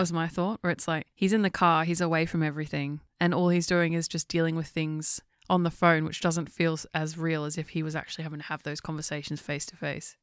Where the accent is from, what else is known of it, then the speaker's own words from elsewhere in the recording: England, United Kingdom; I'm English